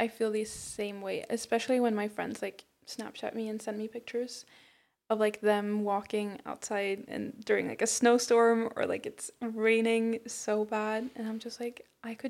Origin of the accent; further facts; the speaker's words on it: Sweden; English is a second language; now in California, United States; my hometown because it's so close to Åre. Like, right. the biggest skiing resort in Sweden, basically.